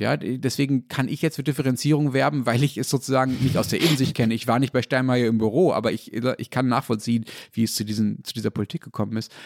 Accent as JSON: {"language": "German", "region": "North Rhine-Westphalia", "country": "Germany", "tie": "born or raised there", "said": "Ich bin ja in Nordrhein-Westfalen aufgewachsen"}